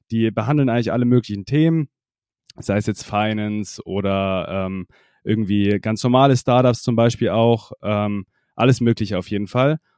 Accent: Freising, Bavaria, Germany; Genau, also ich komme aus der Nähe von München, also genauer gesagt Freising, das kennt vielleicht nicht jeder.

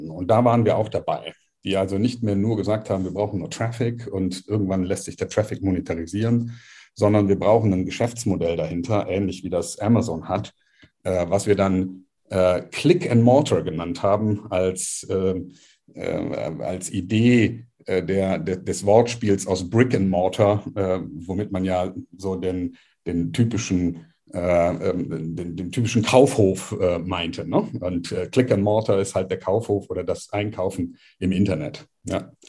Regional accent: Cologne, North Rhine-Westphalia, Germany; Also als erstes mal … äh, bin eine Kölsche Jung, äh, mag man vom Namen nicht so glauben, äh, aber tatsächlich in Köln geboren, äh, ist schon eine Weile her, 63er Baujahr

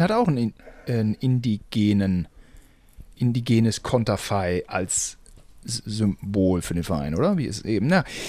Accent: Germany; wir beide als Deutsche

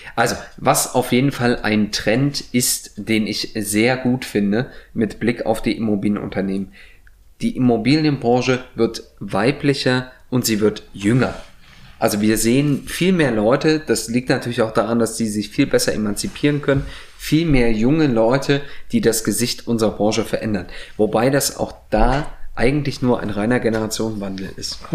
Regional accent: East Germany, Germany; Kann ich aber als Ostdeutscher behaupten

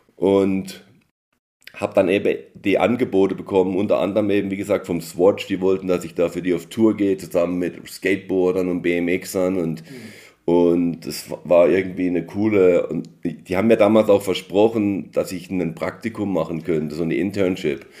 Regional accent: Emmendingen near Freiburg, Baden-Württemberg, Germany; moved away as an adult; now in United States; Ich bin ja in Deutschland aufgewachsen, in Emding bei Freiburg

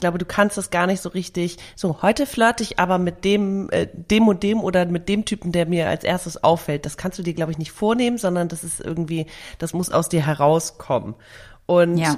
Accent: Hamburg, Germany; meiner Heimatstadt Hamburg

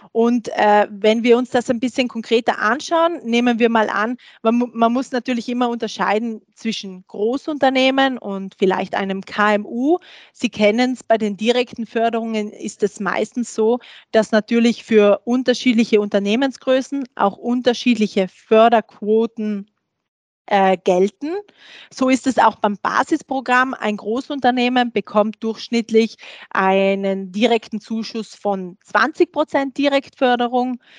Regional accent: Austria; bei uns in Österreich.

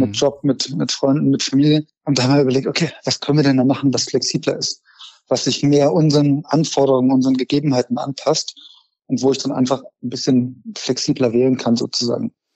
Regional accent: Frankfurt, Hesse, Germany; moved away; Ich komme aus Frankfurt ursprünglich.

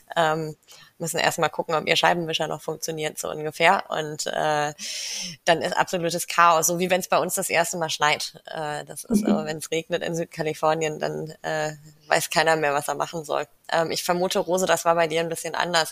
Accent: Kiel, Schleswig-Holstein, Germany; moved away; ich komme ursprünglich aus Kiel, also aus Norddeutschland

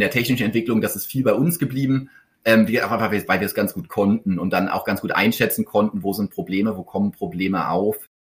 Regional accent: Berlin, Germany; moved away as an adult; also born or lived in Hamburg / Karlsruhe; in Hamburg geboren, aber so früh nach Berlin gezogen, dass ich es gar nicht mehr weiß. Ähm, und dann in Berlin aufgewachsen bis zum Abi

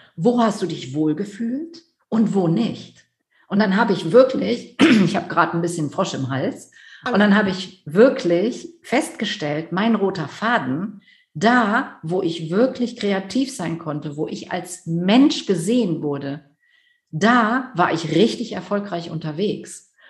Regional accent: near Düsseldorf, North Rhine-Westphalia, Germany; also born or lived in Netherlands (Dutch heritage/nationality); ich komme aus der Nähe von Düsseldorf, Großstadt

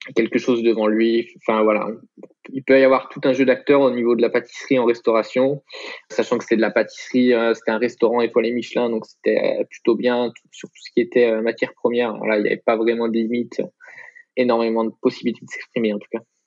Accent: Troyes, Grand Est, France; now in Aix-en-Provence, France; en Champagne-Ardenne, voilà, tout simplement, dans le département de l'Aube et la ville de Troyes

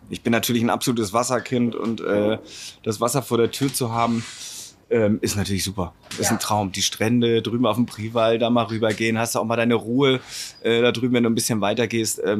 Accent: Travemünde, Schleswig-Holstein, Germany; Aus Travemünde als Souvenir.

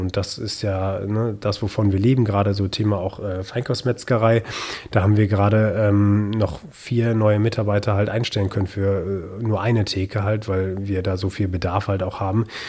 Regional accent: Münsterland, North Rhine-Westphalia, Germany; moved away as an adult; also born or lived in Hamburg / Baden-Württemberg; für mich heißt es jetzt schon seit äh, vier Jahren zurück im Münsterland

